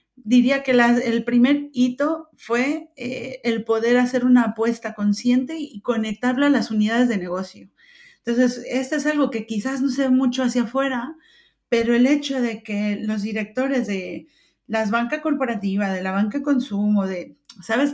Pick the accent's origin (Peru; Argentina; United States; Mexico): Mexico; moved away as an adult; now in Spain; yo nací en México hace algunos años, no demasiados, algunos, eh, pero llevo 22 años viviendo en España.